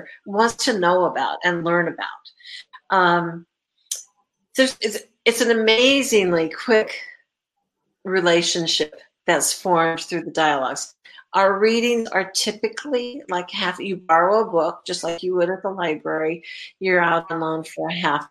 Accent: California, United States; now in Indiana, United States; I grew up in California.

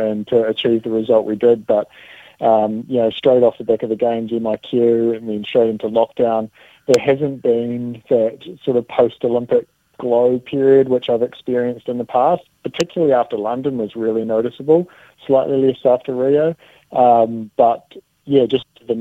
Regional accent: Dunedin, Otago, New Zealand; moved away; my hometown in Dunedin. That's, you know, where my roots are

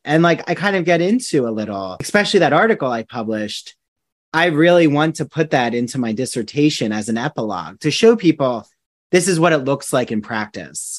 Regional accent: New Jersey, United States; now in Long Island, United States; I'm from New Jersey originally

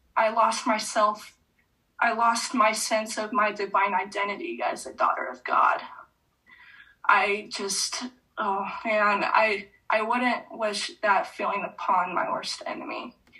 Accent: an hour north of San Diego, California, United States; moved away; also born or lived in Utah; I went back to my home state and let alone just an hour south of where I grew up

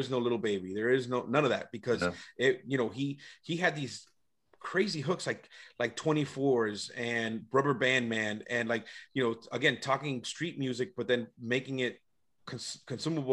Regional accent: Atlanta, Georgia, United States; I'm actually from Atlanta.

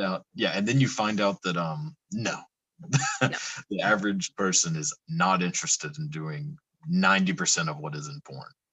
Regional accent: Texas, United States; I'm from Texas, so the Southern accent is does nothing for me, just because yeah, I'm, I'm um so used to it

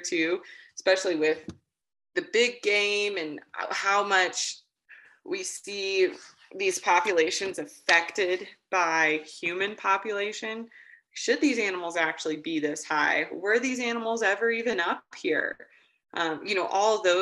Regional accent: near Alleen / Woodward, northwestern Oklahoma, United States; now in Cora, Wyoming, United States; I was raised in northwestern Oklahoma up by a tiny town called Alleen, but Woodward is kind of the closest population

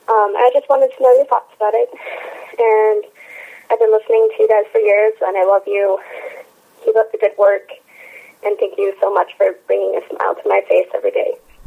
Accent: Beulah, Montana, United States; I'm from the Beulah, Montana. You might know it better as the town where Hank Green's from.

